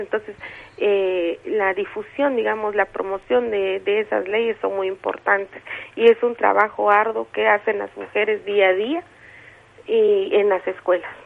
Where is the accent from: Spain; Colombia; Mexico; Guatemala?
Guatemala; San Juan Sacatepéquez, Guatemala Department